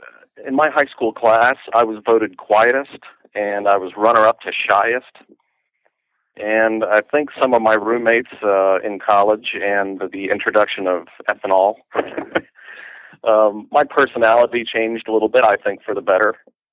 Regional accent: Stamford, Connecticut, United States; moved away; also born or lived in South Carolina; I originally grew up in Stamford, Connecticut. I ended up about 30 miles from New York City. I ended up going to school in South Carolina

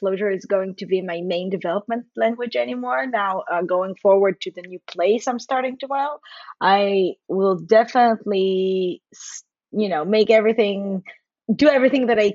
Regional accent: Haifa, Haifa District, Israel; I'm from Israel. I'm from Haifa.

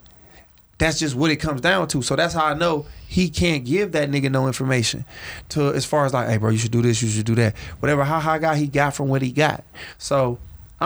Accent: Detroit, Michigan, United States; I'm not a Detroit comedian. I'm a comedian from Detroit

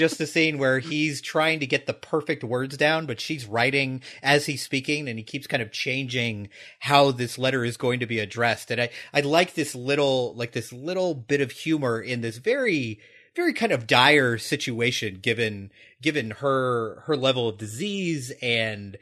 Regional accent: United States; as American viewers

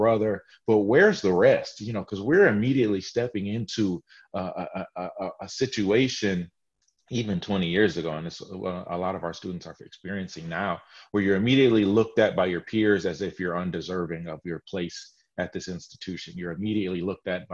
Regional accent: Ann Arbor, Michigan, United States; moved away as an adult; now in South Carolina, United States; Grew up in the shadow of a flagship university in my home state in Michigan, at the University of Michigan.

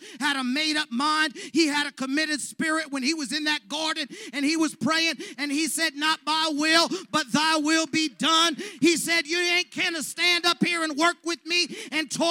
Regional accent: Los Angeles, California, United States; I came from the San Fernando Valley, where the soil is rich

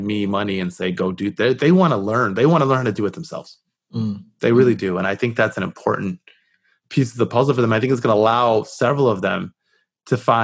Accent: Southfield, Michigan, United States; I grew up just north of the city of Detroit

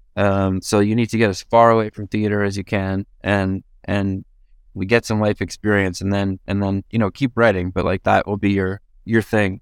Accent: Edmonton, Alberta, Canada; now in Toronto, Canada; I'm from Edmonton, but I live in Toronto.

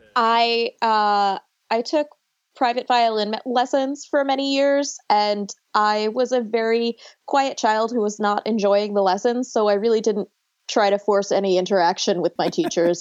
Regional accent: Buffalo, New York, United States; also born or lived in Long Island, New York; now in North Carolina, United States; I was born on Long Island and I grew up in Buffalo and now I live in North Carolina

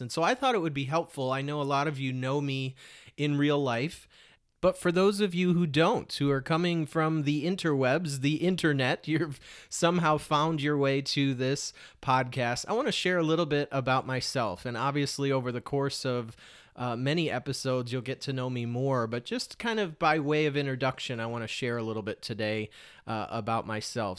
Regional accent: Detroit, Michigan, United States; moved away as an adult; also born or lived in Portland, Oregon; somebody growing up in Metro Detroit and then moving to a place like Portland, Oregon.

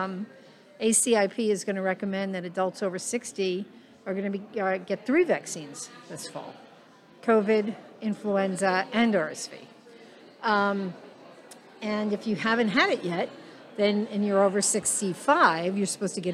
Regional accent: New York, United States; now in Nebraska, United States; I'm a New Yorker, so I use kibitz as a term from time to time

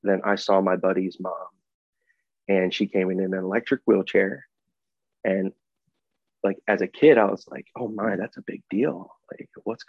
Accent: Chambersburg, Pennsylvania, United States; moved away as an adult; now in Chicago, United States; I grew up in Chambersburg, Pennsylvania, and first 19 years of my life were South Central PA.

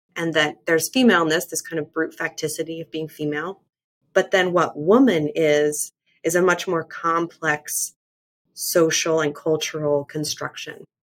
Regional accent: Mormon land, Western United States, United States; I was raised evangelical in the Western United States in kind of Mormon land

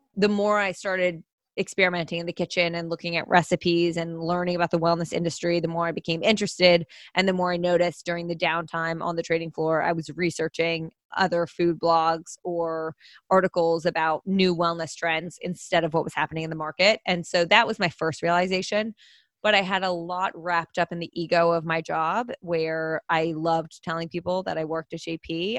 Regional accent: New Jersey, United States; also born or lived in Pennsylvania; I am originally from New Jersey

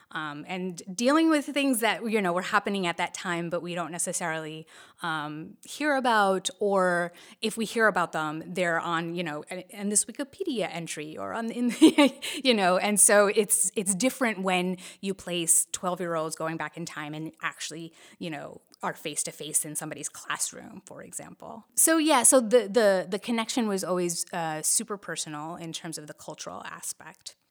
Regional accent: New Jersey, United States; we're bo-, both born and raised in New Jersey

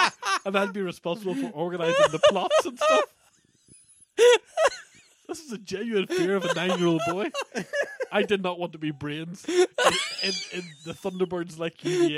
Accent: Ballynahinch, Northern Ireland, United Kingdom; where I grew up in Ballinahinch

